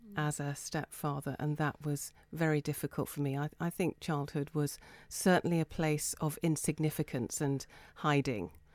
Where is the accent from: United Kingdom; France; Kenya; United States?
United Kingdom; Folkestone, South East England; I grew up in Folkestone above my Chinese father's Chinese restaurant